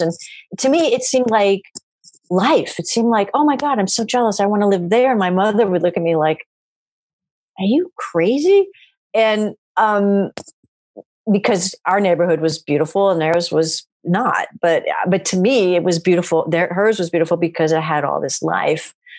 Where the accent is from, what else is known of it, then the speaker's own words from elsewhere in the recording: Maryland, United States; I'm from Maryland, which is just on the cusp of the American South.